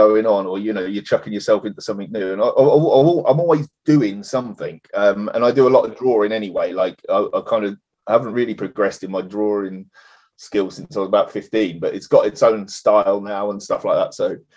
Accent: Parson Drove, East of England, United Kingdom; now in Norfolk, United Kingdom; we grew up in the Fens, the deepest, darkest Fens, a place called Parson Drove

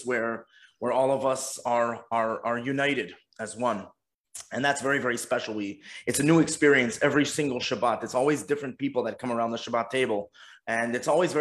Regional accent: Montreal, Quebec, Canada; moved away as an adult; now in Los Cabos, Mexico; I'm born and bred in Montreal, and grew up in the box called the Montreal Jewish Community

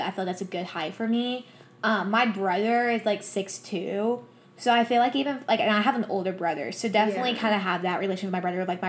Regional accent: the South, United States; we are from the South

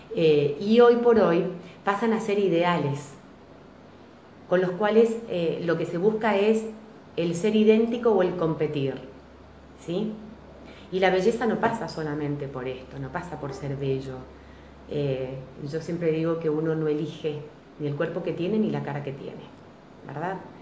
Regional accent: General Alvear, Argentina; me fui a trabajar a mi lugar de origen, General Alvear, que es de donde yo vengo

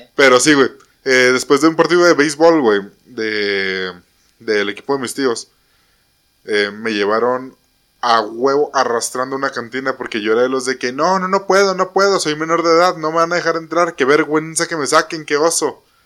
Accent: Mexico; como buenos mexicanos

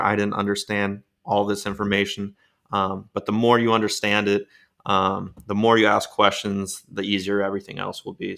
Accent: Baltimore, Maryland, United States; moved away; also born or lived in Florida; I was born in Baltimore, Maryland

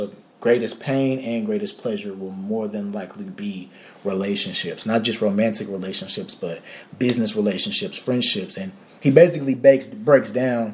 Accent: Dallas, Texas, United States; I'm from Dallas, Texas. I grew up you know, going to the Potter's House

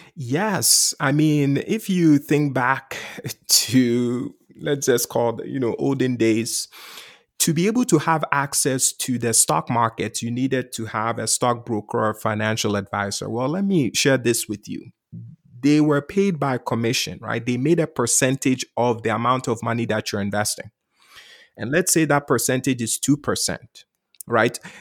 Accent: Ghana; now in United States; I grew up in Ghana, West Africa. I came to the U S as an immigrant

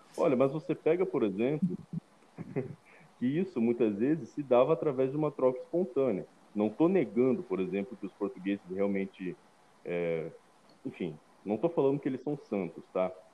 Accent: Mato Grosso do Sul, Brazil; como sumatogrossenses, como brasileiros

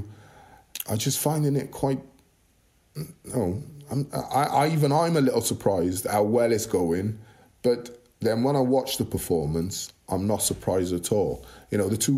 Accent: Welsh, Wales, United Kingdom; being Welsh

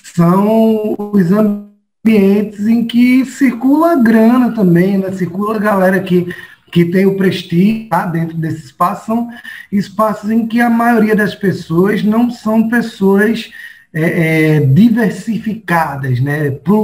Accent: Paulista, Pernambuco, Brazil; also born or lived in Recife; eu nasci aqui no Recife, fiquei aqui próximo de Afogados, da região metropolitana aqui de Recife, é, mas saí de lá muito pequeno, né, após a separação morar em Paulista

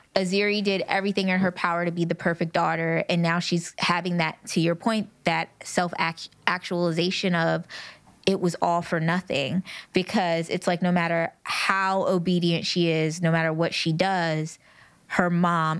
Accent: United States; I'm a Black American woman mm. raised by a Black American woman

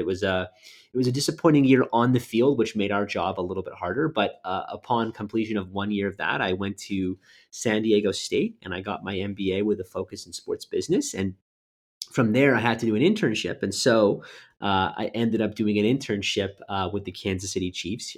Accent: Winnipeg, Manitoba, Canada; moved away as an adult; also born or lived in Halifax, Nova Scotia; originally born and raised in Winnipeg, Manitoba

